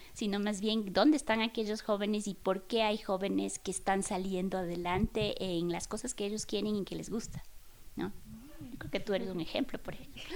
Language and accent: Spanish; Chimborazo, Ecuador; con mis abuelos, con mi madre, que somos del Chimborazo